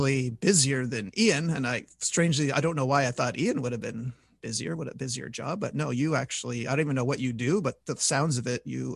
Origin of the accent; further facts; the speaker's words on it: Montreal, Quebec, Canada; I'm from Montreal